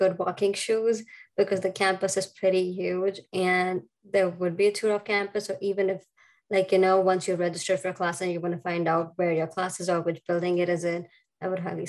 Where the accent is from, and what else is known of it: India; English is a second language